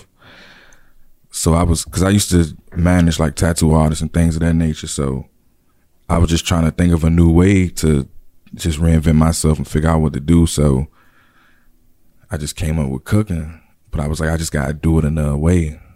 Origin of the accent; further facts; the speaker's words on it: Hopkinsville, Kentucky, United States; now in Landover, United States; I'm originally from Hopkinsville, Kentucky